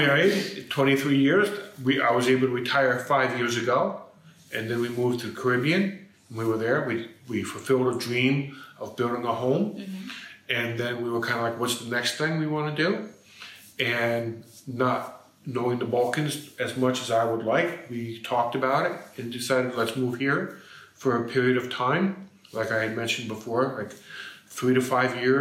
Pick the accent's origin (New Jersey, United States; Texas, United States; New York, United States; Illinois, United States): New York, United States; moved away as an adult; also born or lived in Florida / California / Arizona; now in Skopje, North Macedonia; Born and raised in America, in New York.